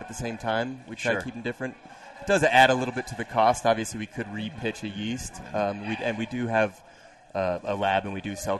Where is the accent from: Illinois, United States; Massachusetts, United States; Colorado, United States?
Colorado, United States; Greeley; moved away as an adult; also born or lived in Littleton / Boulder / Brooklyn; I was born in Greeley.